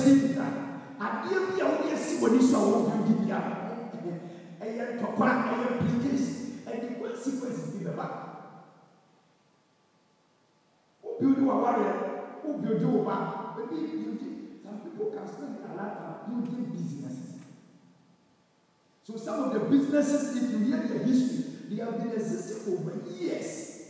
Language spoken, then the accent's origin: English; Kenya; So you and I, being a Kenyan at this time, if you also want an expatriate to come, you want want to go, then we all must come together and build a nation.